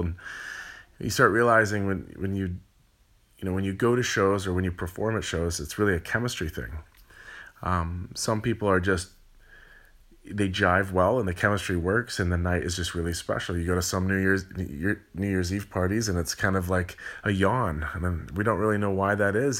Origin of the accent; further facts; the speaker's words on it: California, United States; I'm from California.